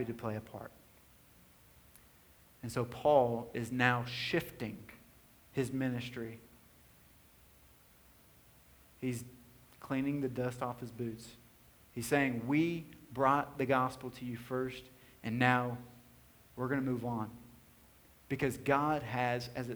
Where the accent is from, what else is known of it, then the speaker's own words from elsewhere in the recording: White House, Tennessee, United States; also born or lived in Nashville, Tennessee; I was born in Nashville, Tennessee. For the first 7 years of my life, I was living in a small kind of neighborhood on the north side of Nashville. And then my family in 1994 moved to White House, Tennessee, a rural tobacco town.